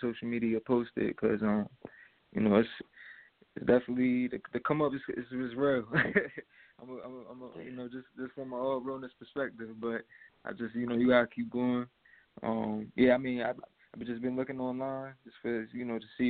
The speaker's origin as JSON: {"language": "English", "region": "New York", "country": "United States", "moved": "yes", "lives_now": "Delaware, United States", "said": "I'm from New York, but, I mean, being from Delaware"}